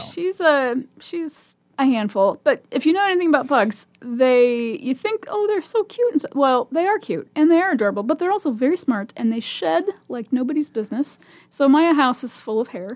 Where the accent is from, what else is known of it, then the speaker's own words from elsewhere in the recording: Omaha, Nebraska, United States; also born or lived in Virginia Beach; I was born and raised in Omaha and went to Omaha Public Schools my whole life